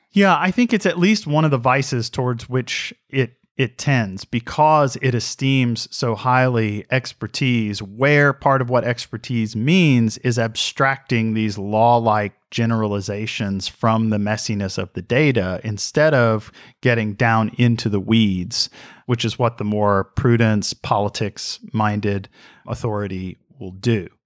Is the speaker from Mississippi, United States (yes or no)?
yes; Mississippi, United States; I am from Mississippi